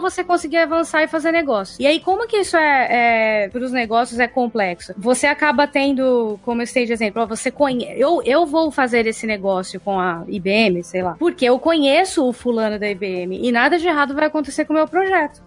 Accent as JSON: {"language": "Portuguese", "country": "Brazil", "said": "eu sou brasileira"}